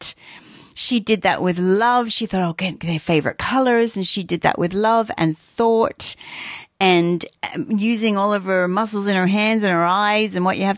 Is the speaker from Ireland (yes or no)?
no; Australia; I grew up in Australia.